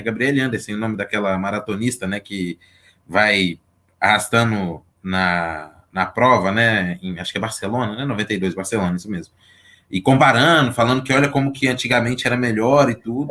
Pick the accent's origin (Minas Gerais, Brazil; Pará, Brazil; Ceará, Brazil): Minas Gerais, Brazil; Belo Horizonte; Sou aqui de Belo Horizonte